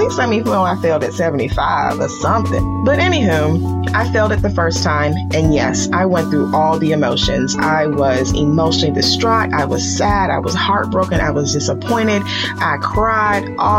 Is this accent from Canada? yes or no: no; Nigeria; I am Nigerian